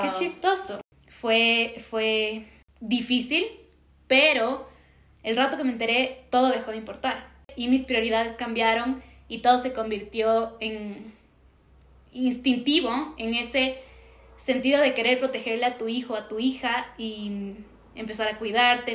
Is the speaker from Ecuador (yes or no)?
yes; Ambato, Tungurahua, Ecuador; yo soy de Ambato